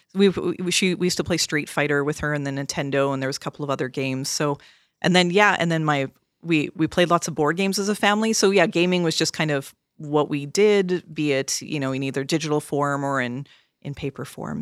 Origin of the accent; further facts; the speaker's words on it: Canada; I'm Canadian